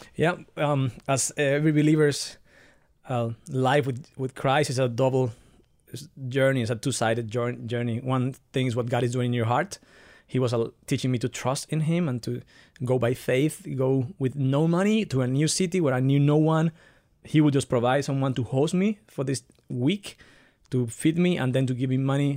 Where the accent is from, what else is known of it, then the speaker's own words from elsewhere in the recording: Dominican Republic; also born or lived in Barcelona, Spain; now in Nuremberg, Germany; I was born in the Dominican Republic, but out of a fam-, from a family that is, um, mixed between Italians, Spanish people, and Dominicans.